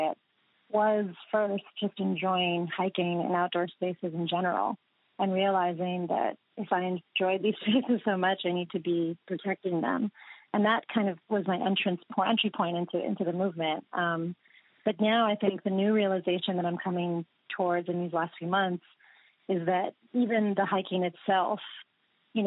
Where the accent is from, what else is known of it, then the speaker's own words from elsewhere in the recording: United States; in my life growing up in the United States